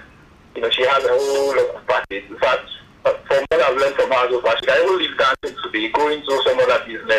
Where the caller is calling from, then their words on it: Lagos, Nigeria; I'm calling from Lagos.